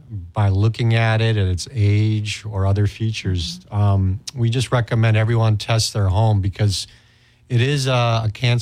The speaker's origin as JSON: {"language": "English", "region": "Istanbul", "country": "Turkey", "tie": "born or raised there", "moved": "as an adult", "lives_now": "United States", "said": "I actually grew up overseas myself. I grew up in Istanbul, Turkey, and then I came here for college. I went to college in St. Paul and McAllister, and then undergraduate school at the U of M."}